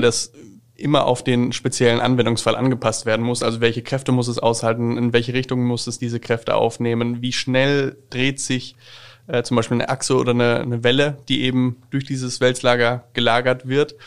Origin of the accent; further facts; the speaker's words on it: Schweinfurt, Bavaria, Germany; komme ich gebürtig aus der Stadt Schweinfurt